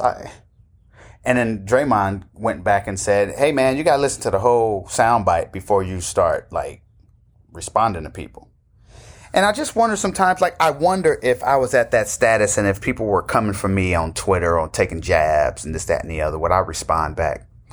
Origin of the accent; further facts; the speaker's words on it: Oakland, California, United States; also born or lived in Atlanta; I'm from Oakland